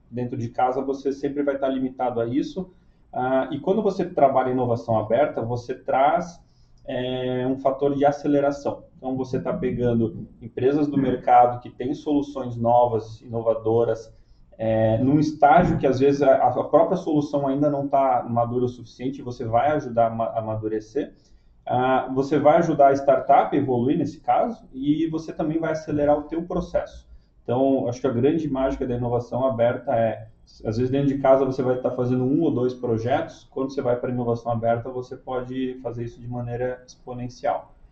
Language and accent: Portuguese; Curitiba, Paraná, Brazil; now in Joinville, Brazil; eu sou curitibano, né? Estou lá em Joinville, mas sou curitibano, tá?